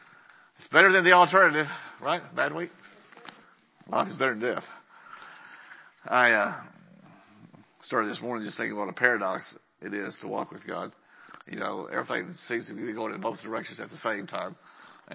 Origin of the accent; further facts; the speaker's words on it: Lubbock, Texas, United States; moved away as an adult; now in Andrews, United States; I'm from Lubbock